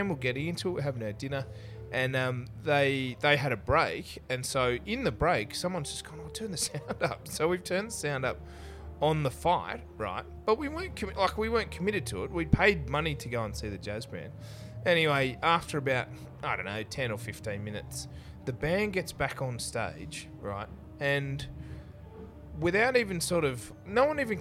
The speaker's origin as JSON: {"language": "English", "town": "Canberra", "region": "Australian Capital Territory", "country": "Australia", "tie": "born or raised there", "also_born_or_lived": "Central West, New South Wales", "moved": "as an adult", "said": "here, went through school"}